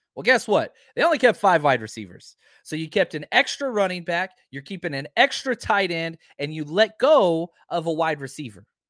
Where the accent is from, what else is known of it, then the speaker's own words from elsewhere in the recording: Texas, United States; I'm from Texas